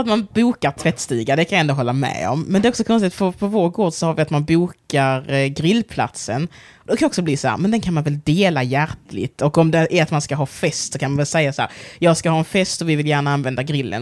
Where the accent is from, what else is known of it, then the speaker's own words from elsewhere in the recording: Sweden; also born or lived in Angola; kulturellt sett så är jag ju svensk. Jag är uppvuxen i Sverige